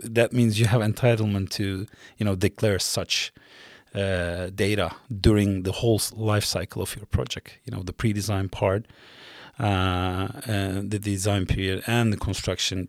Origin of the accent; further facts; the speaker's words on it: Mediterranean coast, Turkey; moved away as an adult; also born or lived in Istanbul, Turkey; now in Stockholm, Sweden; I'm originally from South Coast, the Mediterranean coast of Turkey, uh, born and raised there.